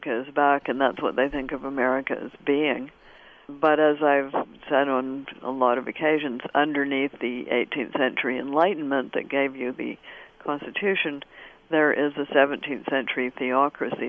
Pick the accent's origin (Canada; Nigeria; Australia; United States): Canada; I'm Canadian of a certain generation, and we had it in school